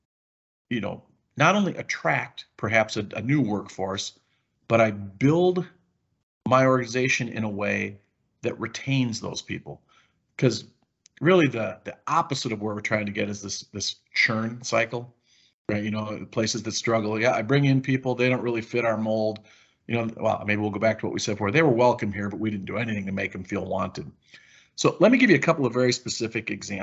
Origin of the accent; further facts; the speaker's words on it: Wisconsin, United States; I'm from Wisconsin